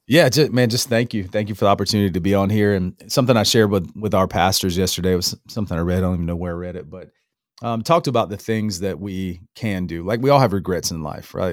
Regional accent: North Florida, United States; moved away as an adult; also born or lived in Alabama; now in Apex, United States; I'm raised in North Florida

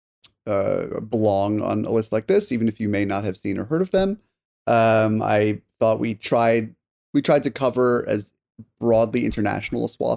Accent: Connecticut, United States; when I was growing up in Connecticut in the 90s

